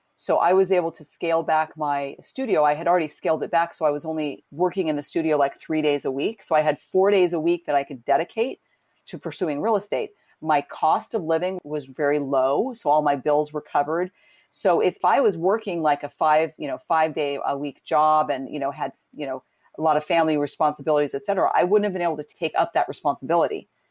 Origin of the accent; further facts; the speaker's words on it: Southern California, United States; I grew up in Southern California